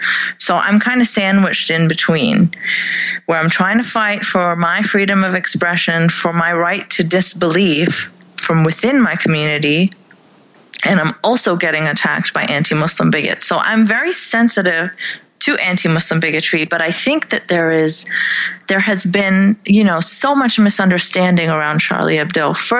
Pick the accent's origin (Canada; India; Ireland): Canada; I am a Pakistani Canadian sex and religion and politics blogger